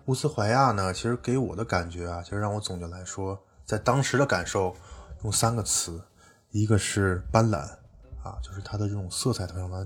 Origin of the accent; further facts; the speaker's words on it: Tianjin, China; also born or lived in Beijing; 像我们天津这边吃螃蟹嗯都要沾一些醋